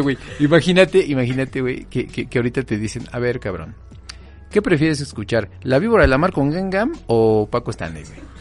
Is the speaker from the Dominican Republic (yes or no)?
no; Naucalpan, State of Mexico, Mexico; crecí en Naucalpan